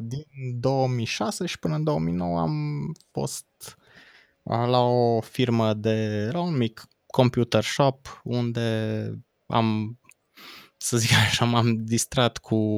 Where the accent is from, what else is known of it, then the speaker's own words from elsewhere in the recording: Cluj-Napoca, Cluj County, Romania; Cluj-Napoca, de unde sunt eu